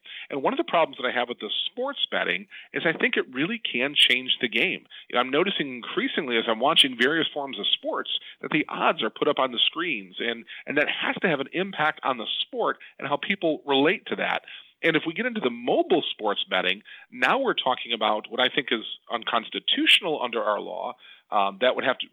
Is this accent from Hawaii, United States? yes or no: no; Depew, New York, United States; I was a kid growing up in the Buffalo, New York area